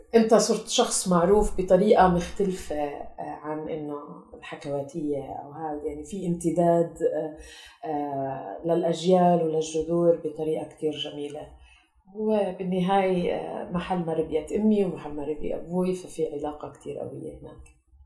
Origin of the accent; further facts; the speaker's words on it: Kuwait; moved away as an adult; also born or lived in Tulkarm, Palestine; now in Amman, Jordan; انا آه، خلقت وربيت بالكويت فهويتنا كانت فلسطينيه